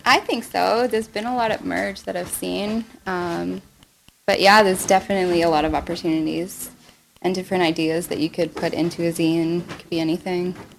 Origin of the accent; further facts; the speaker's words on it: Ontario, Canada; my whole family's from Montreal, um, but I was born in Ontario.